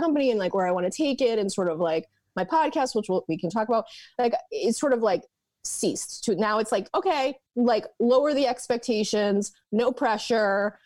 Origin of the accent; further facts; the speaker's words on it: Portland, Maine, United States; also born or lived in New York; now in Portland, Oregon, United States; I am originally from Portland, Maine